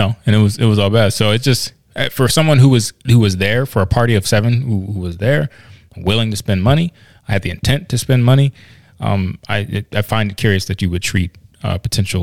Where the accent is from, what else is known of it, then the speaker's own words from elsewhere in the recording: Virginia, United States; I'm actually from Virginia, though. My dad's from Union County.